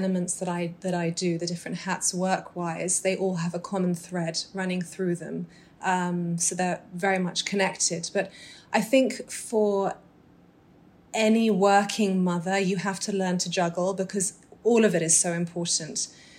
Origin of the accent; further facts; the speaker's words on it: Dubai, United Arab Emirates; also born or lived in Doha / London / Muscat / South of England; I was born in Dubai to British Egyptian parents. Growing up, I lived in Dubai, Doha, London, Muscat.